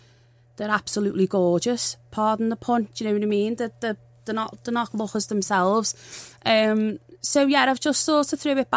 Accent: Liverpool, North West England, United Kingdom; I'm from Liverpool. I'm not soft.

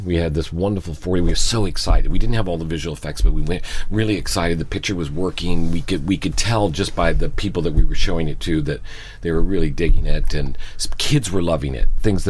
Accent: United States; I love my country, I'm American

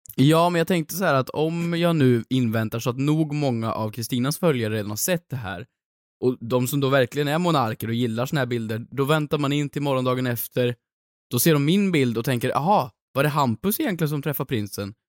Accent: Värmland, Sweden; moved away; hemma i Värmland

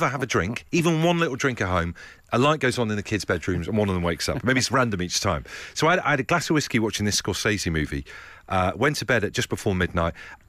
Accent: Brixham, South West England, United Kingdom; There's me growing up in Brixham in South Devon. I have to travel half an hour to a nightclub.

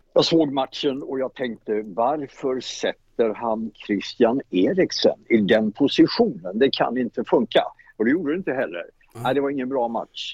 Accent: Småland, Sweden; Jag är smålänning

